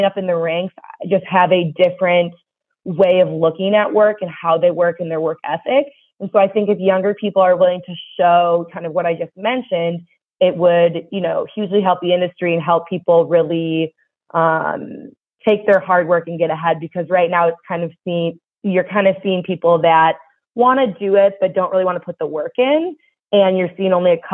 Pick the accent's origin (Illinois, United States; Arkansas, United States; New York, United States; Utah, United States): Illinois, United States; Chicago; I'm from Chicago, the Chicago area, and I had full plans after graduation to go back to Chicago